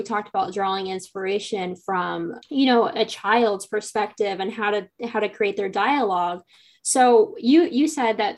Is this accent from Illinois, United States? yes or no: no; near Logansport, Indiana, United States; we both grew up not too far from Logansport.